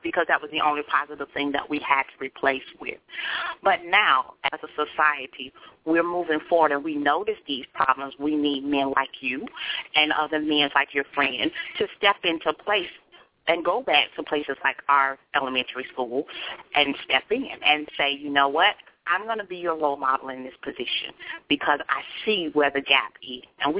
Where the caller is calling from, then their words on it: Jacksonville, Florida, United States; Robert, this is … from Jacksonville.